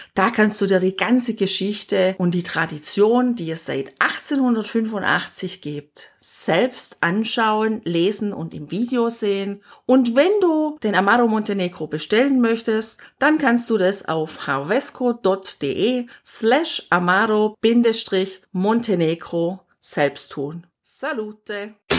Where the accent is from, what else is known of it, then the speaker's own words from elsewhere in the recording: Southern Germany, Germany; bei uns zu Hause in Deutschland, in Süddeutschland